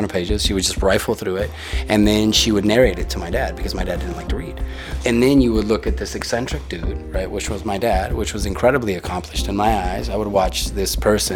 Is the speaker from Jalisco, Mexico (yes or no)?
no; Tijuana, Baja California, Mexico; first language Spanish; English is a second language; I was born here. I was raised here. And I've been here about like almost 30 years.